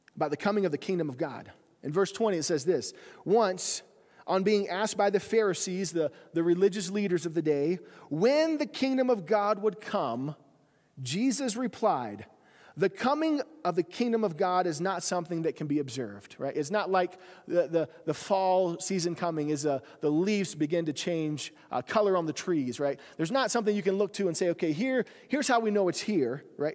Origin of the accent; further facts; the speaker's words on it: South Carolina, United States; moved away; growing up, I had this, this, uh, ditch bank down in our house in South Carolina